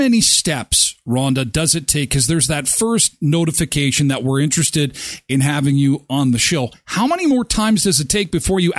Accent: Minnedosa, Manitoba, Canada; I was born in Minnedosa.

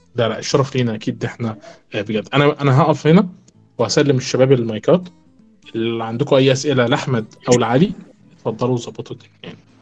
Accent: Egypt; احنا كمصريين

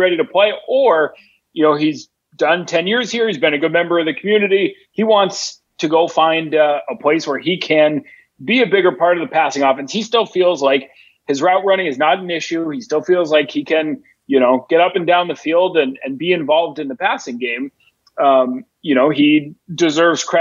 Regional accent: New England, United States; I grew up in New England

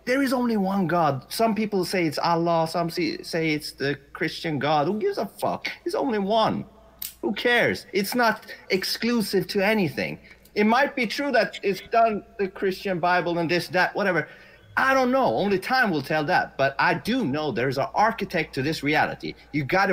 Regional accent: Sweden; English is a second language; I've only spoken English for 2.5 years. I'm from Sweden. I'm Persian

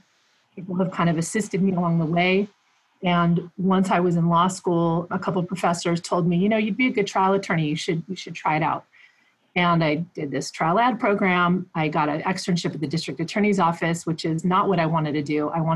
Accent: United States; born there; first language Spanish; English is a second language; So my dad was a farm worker who came here from Mexico about 15 years before I was born. And Spanish was my first language.

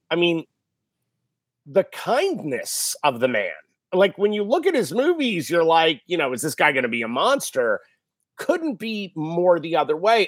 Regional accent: Westport, Connecticut, United States; I grew up in Westport, Connecticut

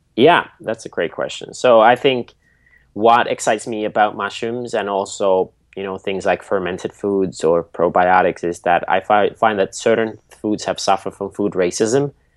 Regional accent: Nokia, Pirkanmaa, Finland; So I grew up in Finland at our family farm.

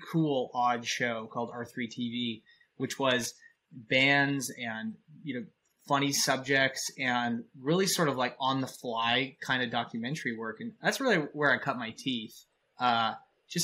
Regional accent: Canada; I'm a Canadian, so I'm really nice

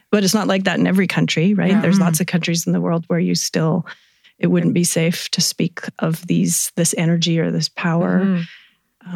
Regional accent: Vancouver, British Columbia, Canada; moved away as an adult; now in Kelowna, Canada; I grew up in Vancouver. Moved here about 25 years ago to start a family

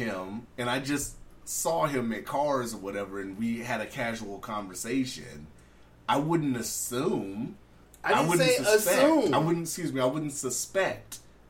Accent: California, United States; That's me being born and raised in California.

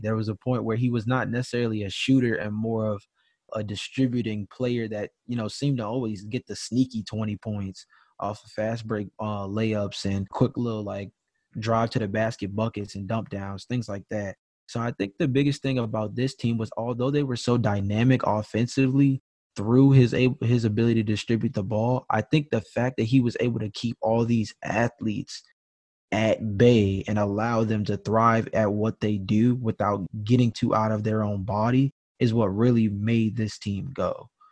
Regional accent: Georgia, United States; I'm from Georgia.

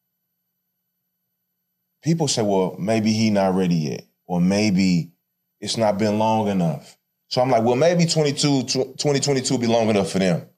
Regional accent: St. Louis, Missouri, United States; I'm from St. Louis, so I'm gonna let my vernacular

